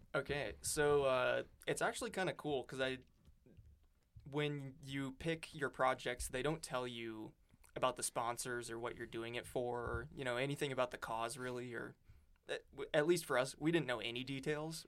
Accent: Great Falls, Montana, United States; moved away as an adult; also born or lived in Florence, Montana; now in Oregon, United States; I grew up in Montana. I'm from, uh, little town in kind of the, like, dead center of Montana, Great Falls, and then, uh, moved to Florence, which is in the Missoula area

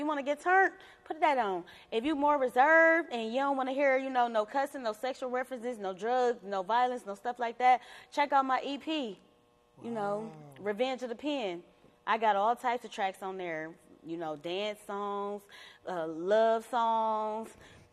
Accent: Cleveland, Ohio, United States; I grew up on St. Clair, but I had went to private and Catholic school my whole life

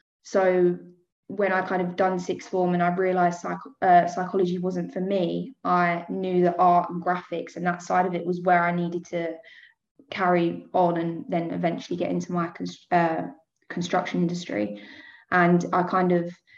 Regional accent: Essex, East of England, United Kingdom; I was born in Essex. I'm still living here now

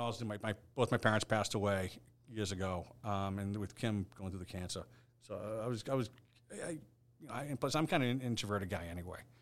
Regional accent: Hingham, Massachusetts, United States; my next door neighbor growing up in Hingham was a Boston police officer

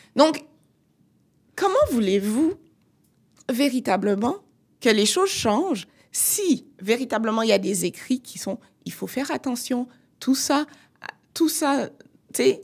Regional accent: Martinique; je viens de la Martinique.

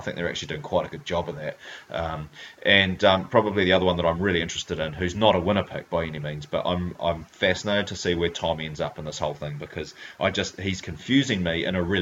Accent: Hamilton, Waikato, New Zealand; she's a fellow Hamiltonian

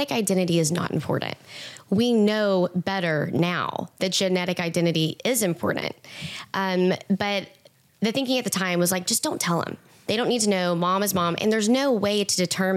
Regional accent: East Texas, United States; I'm from East Texas

